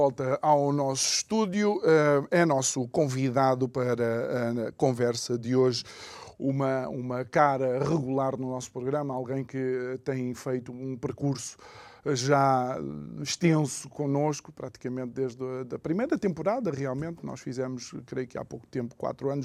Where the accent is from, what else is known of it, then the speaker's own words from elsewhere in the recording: Angola; now in Portugal; eu sou angolano, filho de uma portuguesa, filho de um angolano malangino